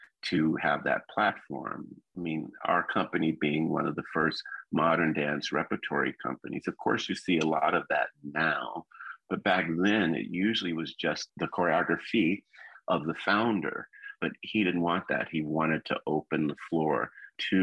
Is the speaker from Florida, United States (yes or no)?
yes; Miami, Florida, United States; When I was growing up in Liberty City, a neighborhood in Miami, Florida